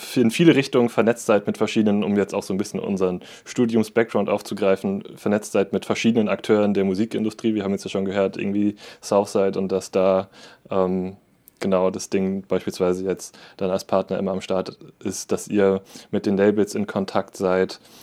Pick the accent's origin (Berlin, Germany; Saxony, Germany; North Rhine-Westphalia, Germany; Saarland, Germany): Saarland, Germany; Saarbrücken; ich bin aus Saarbrücken